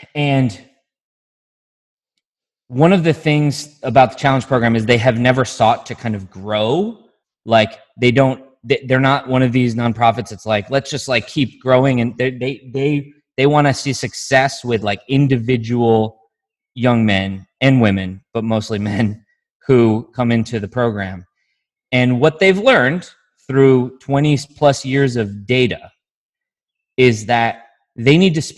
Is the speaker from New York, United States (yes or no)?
yes; Syracuse, New York, United States; in my, you know, affluent white community I grew up in Syracuse, there are some dangerous people.